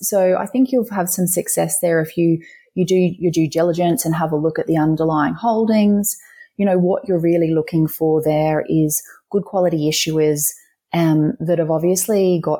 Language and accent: English; Queensland, Australia; the Queensland Treasury has issued a green bond that went to finance, for example, this is in my home state, you know, the Gold Coast Light Rail Stage 2